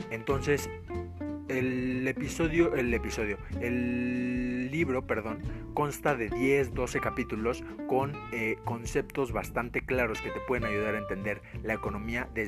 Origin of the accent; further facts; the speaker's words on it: Mexico; Pues, para los, que no, para los que no son de México, porque soy de México